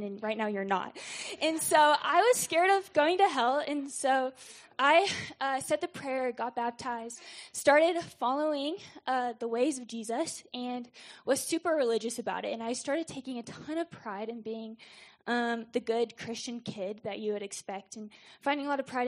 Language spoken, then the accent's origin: English; Jonesboro, Arkansas, United States; also born or lived in St. Louis, Missouri; I was born in St. Louis and then moved to Jonesboro, Arkansas